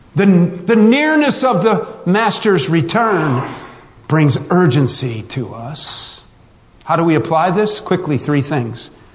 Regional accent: West Virginia, United States; We're all from West Virginia. We're family

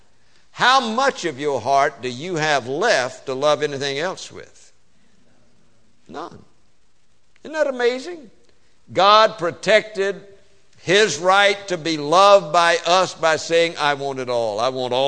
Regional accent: the South, Southern United States, United States; accent: Southern; I speak Southern. English is my second language.

